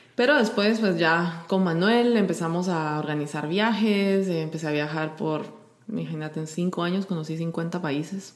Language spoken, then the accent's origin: Spanish; Guatemala; moved away as an adult; also born or lived in Sardinia / New York / India; yo soy de Guatemala.